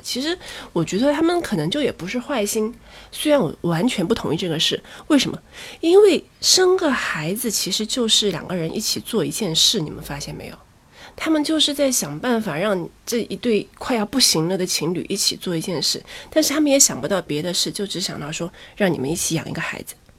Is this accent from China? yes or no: yes; Chongqing, China; 一听就是南方人是我，我是重庆人，对，我是重庆人